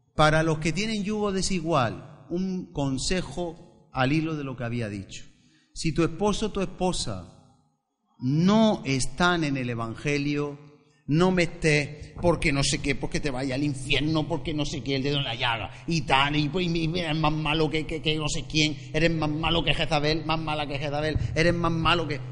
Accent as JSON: {"language": "Spanish", "country": "Spain", "said": "yo el español"}